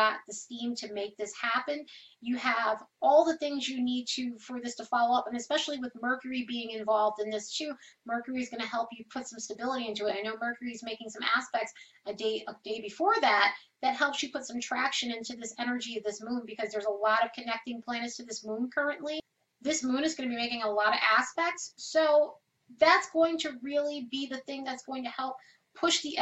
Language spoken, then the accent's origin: English; New York, United States; I'm from New York, and I love New York